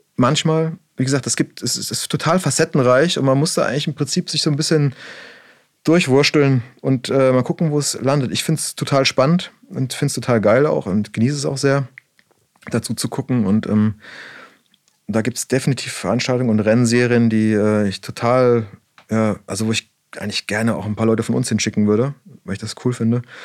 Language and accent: German; Black Forest, Baden-Württemberg, Germany; bei uns im Schwarzwald, ich komme aus dem Schwarzwald